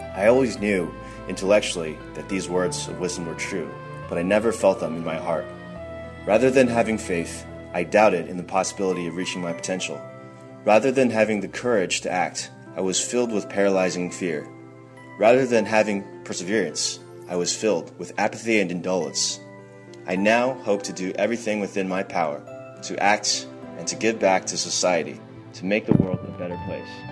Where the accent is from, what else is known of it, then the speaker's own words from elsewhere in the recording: New York, United States; I'm from New York